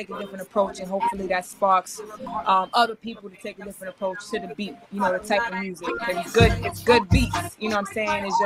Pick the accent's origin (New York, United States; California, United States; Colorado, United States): New York, United States; Queens; born and raised in New York City, um, Queens, New York.